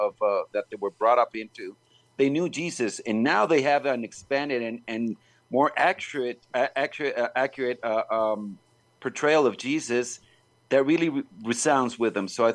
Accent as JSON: {"language": "English", "country": "Mexico", "said": "I'm actually from Mexico. I live in Mexico."}